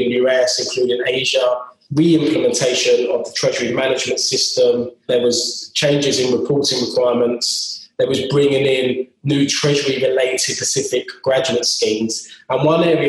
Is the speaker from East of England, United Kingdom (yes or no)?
yes; Cheshunt, East of England, United Kingdom; also born or lived in London / Brighton; my hometown, being from the London borders in Cheshunt.